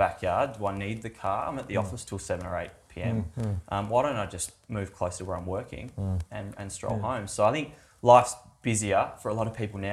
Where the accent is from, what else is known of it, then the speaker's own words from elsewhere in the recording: Mandurah, Western Australia, Australia; growing up in Mandurah